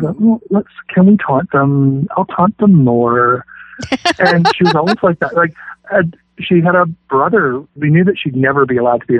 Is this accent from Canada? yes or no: yes; Canada; Canadian guy